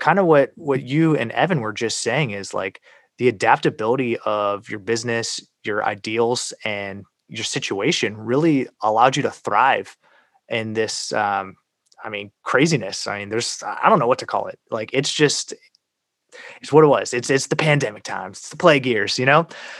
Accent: United States; I was born in America

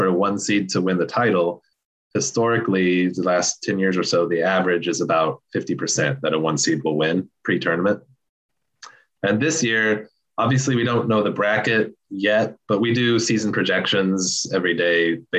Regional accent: Kansas, United States; I grew up in Kansas

